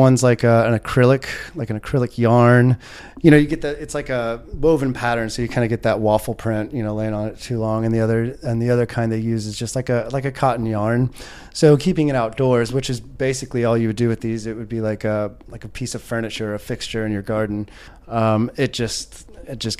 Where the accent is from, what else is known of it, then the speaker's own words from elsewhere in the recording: Indianapolis, Indiana, United States; moved away as an adult; also born or lived in Seattle, Washington; now in Chiang Mai, Thailand; born and raised in Indianapolis, Indiana, and I was about like 25, 26, moved out to Seattle